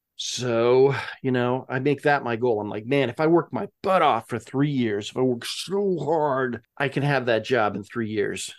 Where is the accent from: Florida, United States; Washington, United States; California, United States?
Washington, United States; Spokane; I'm from Spokane